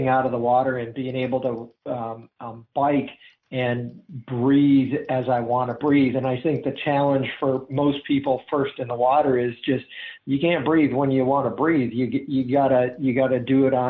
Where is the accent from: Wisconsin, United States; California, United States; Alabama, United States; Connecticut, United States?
Wisconsin, United States; now in Charlotte, United States; I grew up in Wisconsin